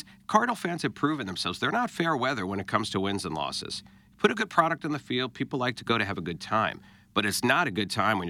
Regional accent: United States; now in St. Louis, United States; I'm from New York originally

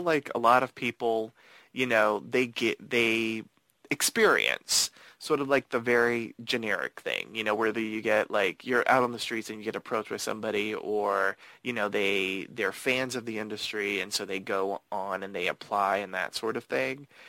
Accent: Miami, Florida, United States; also born or lived in Los Angeles; I was born in Los Angeles, but we mm-hmm. ended up moving to Miami.

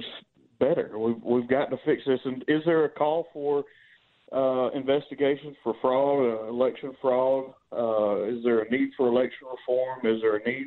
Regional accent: Charleston, South Carolina, United States; I grew up in Charleston, South Carolina in the 60s

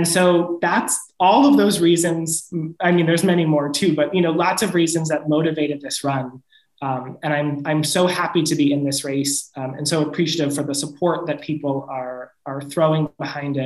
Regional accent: New York's 21st congressional district, United States; Elise Stefanik, who represents my hometown

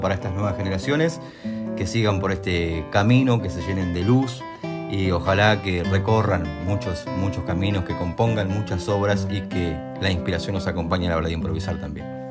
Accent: Alejandro Korn, Buenos Aires, Argentina; voy a estar en mi pueblo, en Alejandro Cor

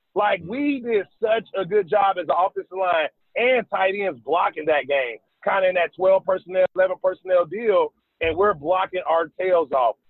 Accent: Dayton, Ohio, United States; moved away as an adult; also born or lived in Calgary; now in South Carolina, United States; I'm from Dayton, Ohio

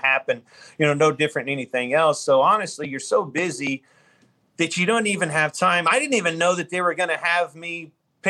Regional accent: Kansas, United States; growing up in Kansas

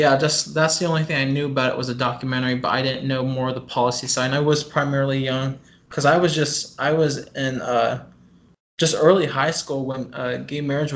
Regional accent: Green Valley, Blue Springs, Missouri, United States; born or raised there

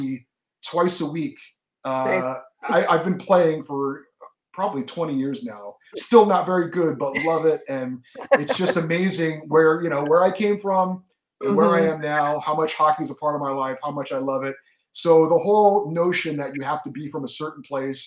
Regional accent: Central California, United States; also born or lived in Hawaii / Los Angeles; I grew up in Central California

